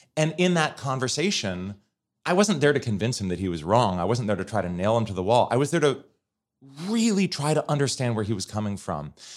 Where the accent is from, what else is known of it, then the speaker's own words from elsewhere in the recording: Portland, Oregon, United States; moved away as an adult; also born or lived in Fargo, North Dakota; now in Washington, D.C., United States; when I was eight, my family moved to Portland, Oregon